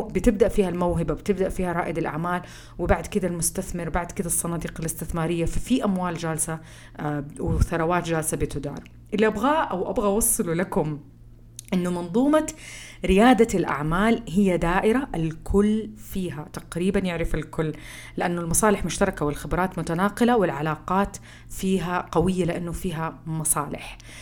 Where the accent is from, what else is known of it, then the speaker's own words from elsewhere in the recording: Saudi Arabia; احنا كسعوديين